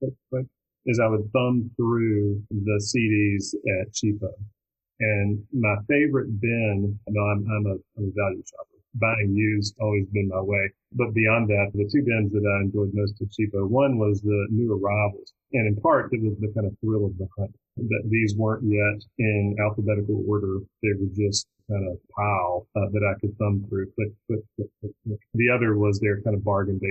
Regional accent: Shreveport, Louisiana, United States; moved away; also born or lived in Austin; I grew up in Shreveport, Louisiana.

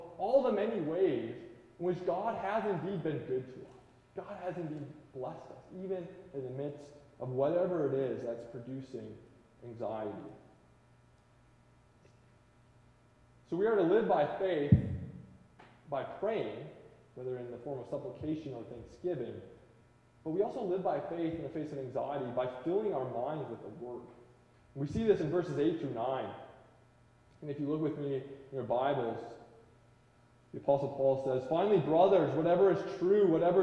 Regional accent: Midwest, United States; now in Washington, United States; growing up in the Midwest

